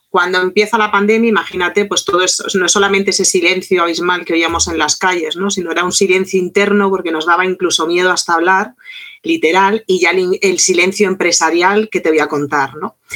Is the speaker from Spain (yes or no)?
no; Argentina; oye, que soy un guía argentino, que hablo francés